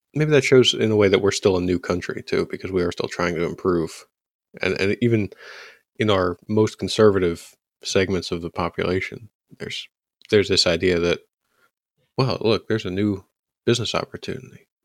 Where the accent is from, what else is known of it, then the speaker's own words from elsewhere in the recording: United States; as an American conservative